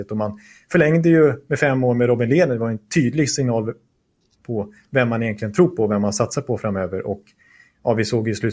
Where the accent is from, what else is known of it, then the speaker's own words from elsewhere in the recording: Stockholm, Stockholm County, Sweden; Ja, men vi, vet, jag är stockholmare.